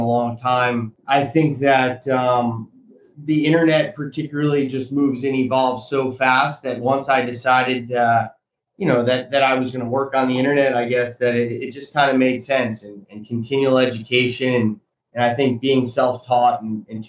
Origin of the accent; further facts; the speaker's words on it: Monmouth County, New Jersey, United States; now in Sarasota, United States; I grew up in Monmouth County, New Jersey, a town that was about a 45-minute train ride away from New York City